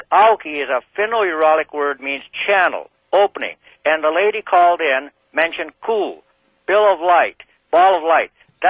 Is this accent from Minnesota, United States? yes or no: yes; northeastern Minnesota, United States; I was born deep in the wilderness near the Canadian border in the Superior National Forest of northeastern Minnesota.